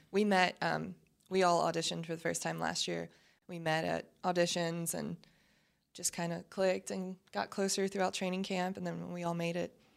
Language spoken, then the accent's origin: English; Baton Rouge, Louisiana, United States; moved away as an adult; now in Dallas, United States; I'm from Baton Rouge. My family's from New Orleans. I grew up in Baton Rouge